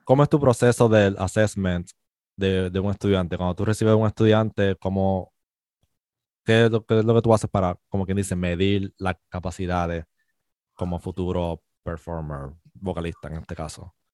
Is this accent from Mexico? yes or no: no; Puerto Rico; also born or lived in Spain; somos boricua